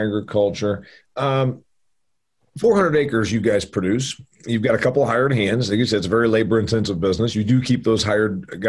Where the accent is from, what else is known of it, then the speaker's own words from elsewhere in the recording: Indiana, United States; I toured a place in my home state of Indiana about a decade ago